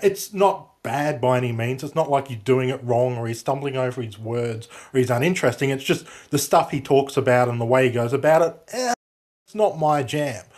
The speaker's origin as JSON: {"language": "English", "country": "Australia", "said": "I'm Australian"}